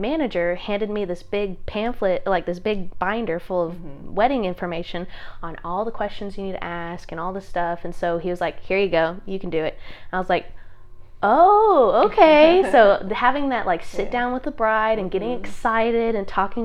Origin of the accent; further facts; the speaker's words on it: Sherwood, Arkansas, United States; I grew up in Sherwood. I went to North Little Rock High School